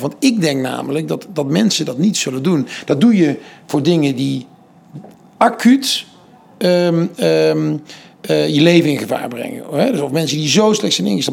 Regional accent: 's-Hertogenbosch, North Brabant, Netherlands; also born or lived in Amsterdam; Ik kom uit Den Bosch

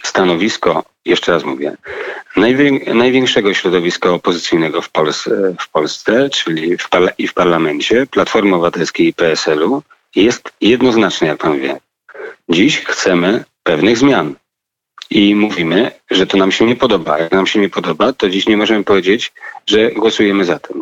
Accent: Kraków, Lesser Poland, Poland; ja jestem z Krakowa

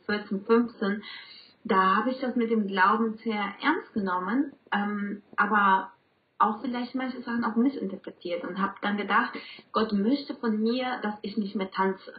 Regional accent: Colombia; German is a second language; now in Bielefeld, Germany; ich komme ursprünglich aus Kolumbien und deswegen auch mein Akzent

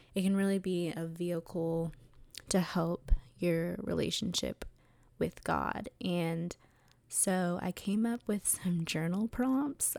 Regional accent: Atlanta, Georgia, United States; I grew up in Atlanta, Georgia, and went to a private Christian school

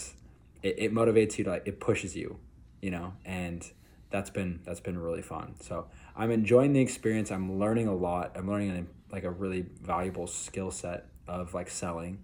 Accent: Utah, United States; I'm from Utah

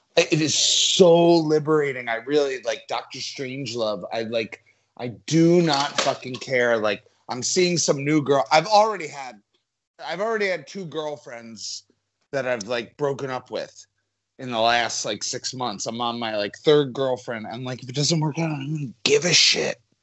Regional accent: New Jersey, United States; I'm Italian. I'm from New Jersey

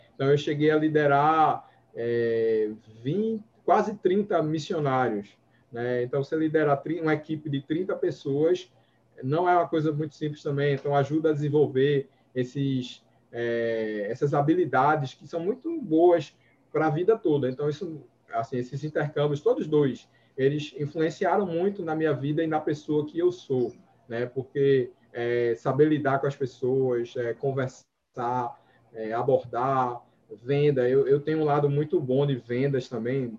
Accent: Recife, Pernambuco, Brazil; sou daqui do Nordeste, Recife, né? Com muito orgulho

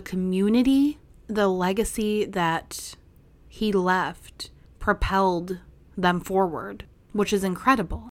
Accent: Minnesota, United States; accent: Minnesota; my Minnesota accent

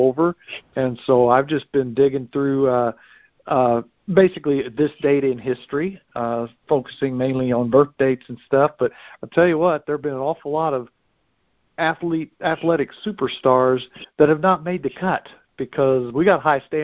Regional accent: United States; I've always lived in the United States of America

